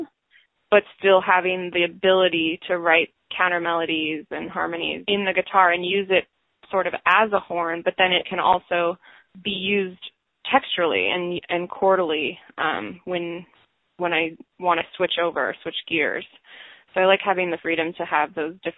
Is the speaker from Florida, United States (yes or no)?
no; Seattle, Washington, United States; moved away as an adult; also born or lived in Wayne, New Jersey; now in New York, United States; where I grew up in Seattle